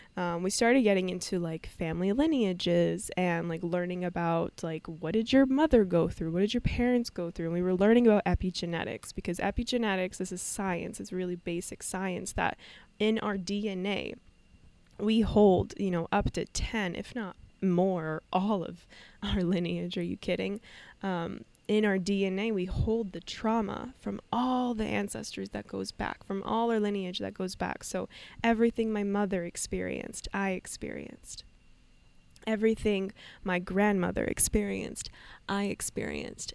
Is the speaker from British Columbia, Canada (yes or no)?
yes; Vancouver, British Columbia, Canada; moved away as an adult; also born or lived in Rojhelat, Kurdistan (Northwest Iran) / Turkey; now in Costa Rica; I was raised in Vancouver, Canada, my whole life before moving to Costa Rica